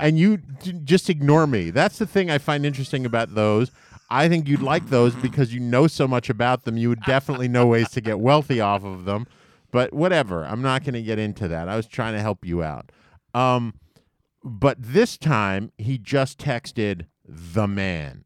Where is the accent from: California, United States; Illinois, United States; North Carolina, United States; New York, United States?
New York, United States; I grew up in New York, and for my whole life, New York was always just called the city.